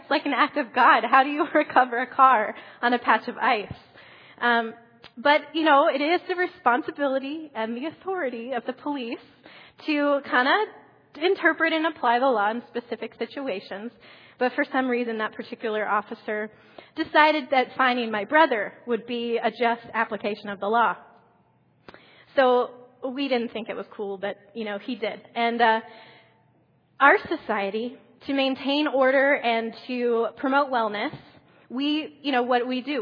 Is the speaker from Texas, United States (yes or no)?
no; Columbus, Ohio, United States; moved away; I grew up in Columbus, Ohio